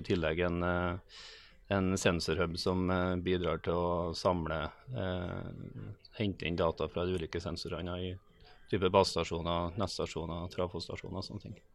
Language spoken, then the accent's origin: Norwegian; Melhus, Trøndelag, Norway; Melhusbygg utenfor eh, Trondheim